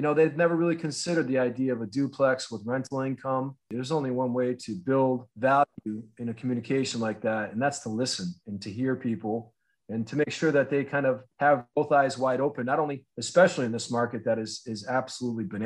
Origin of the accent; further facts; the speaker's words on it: Northampton, Massachusetts, United States; also born or lived in Berkshires, Massachusetts / Otis, Massachusetts; I grew up in Northampton, Massachusetts